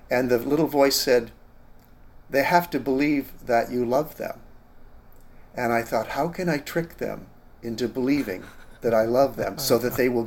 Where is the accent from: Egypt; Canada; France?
Canada; moved away as an adult; now in San Diego, United States; Well, I'm a Canadian and uh, I'm old, uh, 69th birthday